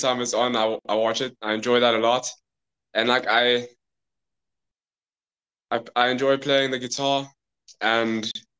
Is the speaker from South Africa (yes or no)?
yes; South Africa; as you heard, I'm from South Africa. We came to China to visit our mother, who works here.